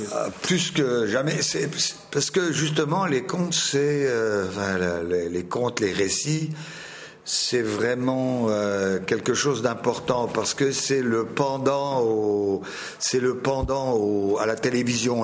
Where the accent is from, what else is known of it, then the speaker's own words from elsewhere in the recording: Finistère, Brittany, France; je viens du Finistère, c'est la pointe de Bretagne